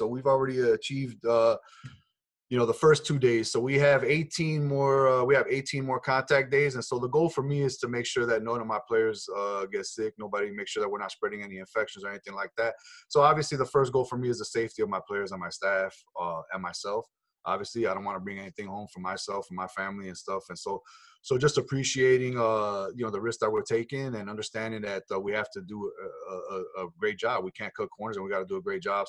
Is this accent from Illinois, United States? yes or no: yes; Chicago, Illinois, United States; I'm born and raised in Chicago.